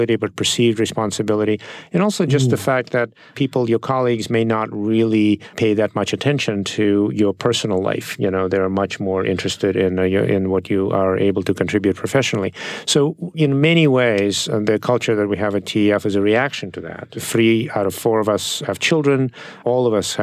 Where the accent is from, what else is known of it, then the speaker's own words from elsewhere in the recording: Saint Petersburg, Russia; English is a second language; moved away as an adult; now in United States; I didn't grow up in this country. I grew up in Russia